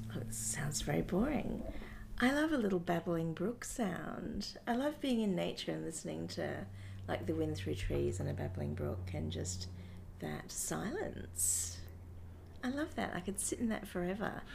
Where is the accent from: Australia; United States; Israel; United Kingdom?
Australia; Brisbane, Queensland; I grew up in Brisbane